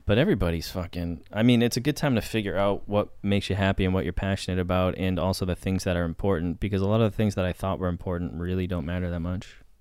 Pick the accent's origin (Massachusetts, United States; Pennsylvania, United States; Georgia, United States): Massachusetts, United States; Boston; now in Los Angeles, United States; I grew up in Boston. And then I moved to L